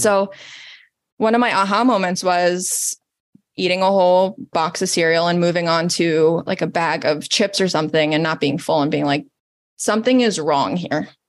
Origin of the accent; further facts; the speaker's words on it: Italy; moved away; I'm Italian, born and raised in Italy, off the boat